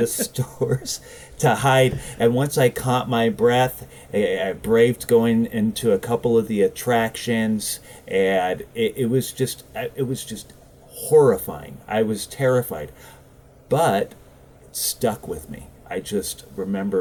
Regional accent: Southern California, United States; I'm from Southern California, outside of the Los Angeles

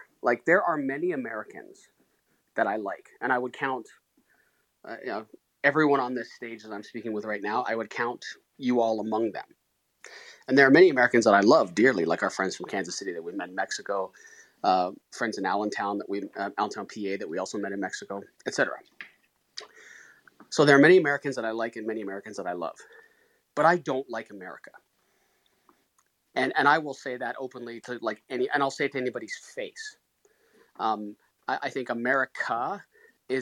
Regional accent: Canada; I'm Canadian.

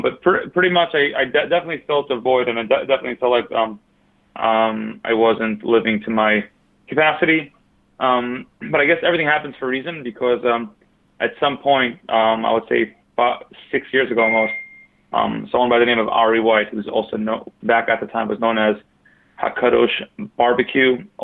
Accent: New York City, New York, United States; also born or lived in Borough Park / Crown Heights; I'm actually born and raised in Brooklyn

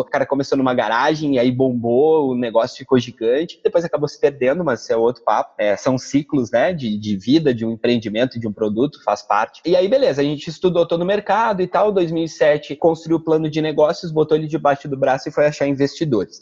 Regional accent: Porto Alegre, Rio Grande do Sul, Brazil; moved away as an adult; also born or lived in São Paulo; now in Recife, Brazil; Eu sou de Porto Alegre, nascido e criado em Porto Alegre

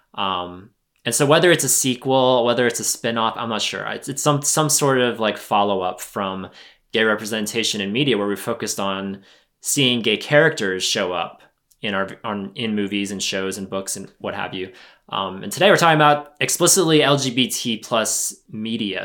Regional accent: United States; as an American

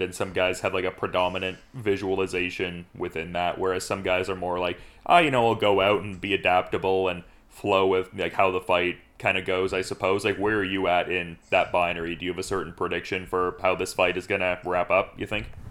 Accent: Oshawa, Ontario, Canada; I'm from Oshawa, Ontario

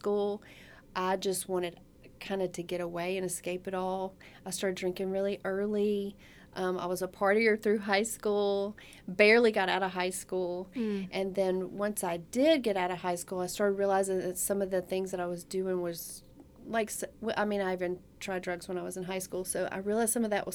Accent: the Bible Belt, United States; I grew up in the Bible Belt

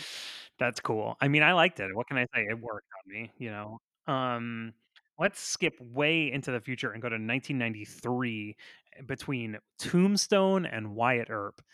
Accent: Florida, United States; I'm from Florida

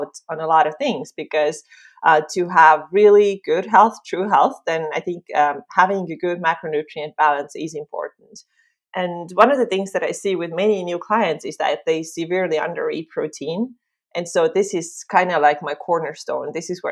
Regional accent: Estonia; also born or lived in Finland; I am from Estonia, just like Liis.

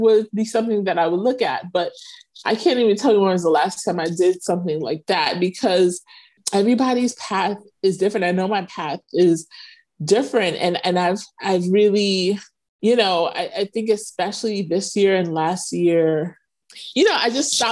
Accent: New York City, New York, United States; moved away as an adult; also born or lived in Philadelphia / Galveston, Texas / North Carolina; now in Egypt; I'm actually from New York. I'm actually from Brooklyn

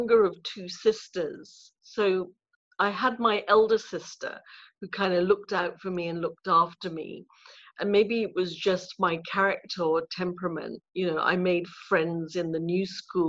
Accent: Ipoh, Perak, Malaysia; I was born in Malaysia in a town called Ipoh in Perak, about 2.5-3 hours north of Kuala Lumpur.

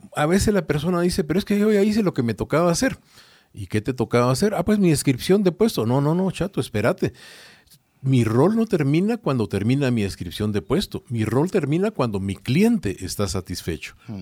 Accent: Guatemala; yo soy de Guatemala

